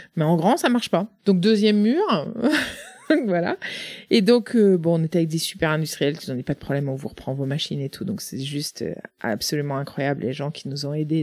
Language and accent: French; Le Mené, Brittany, France; moved away as an adult; also born or lived in Russia / Romania / Erquy; now in Plurien, France; le Menet, c'est au, au, cœur des Côtes d'Armor